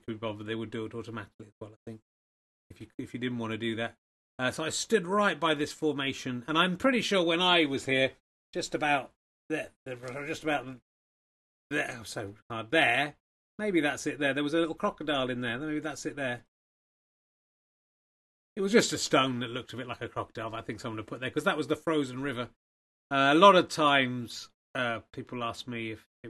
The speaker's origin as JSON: {"language": "English", "town": "Cheddar", "region": "South West England", "country": "United Kingdom", "tie": "born or raised there", "said": "I come from Cheddar. I wasn't born there, but I grew up there."}